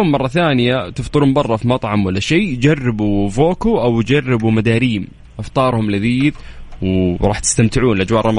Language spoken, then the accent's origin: Arabic; Qiya, Makkah Province, Saudi Arabia; انا ديرتي تقية